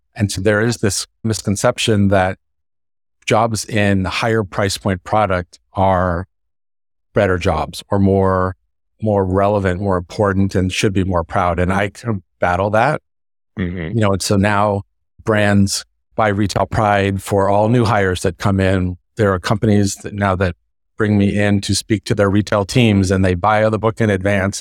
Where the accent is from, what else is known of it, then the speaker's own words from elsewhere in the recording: Northern California, United States; from Northern California and I grew up in a family that was in the construction business